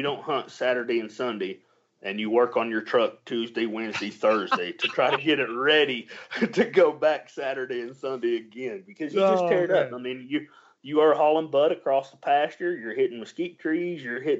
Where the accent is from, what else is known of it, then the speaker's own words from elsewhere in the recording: Texas, United States; We don't worry about that COVID down here. We're from Texas.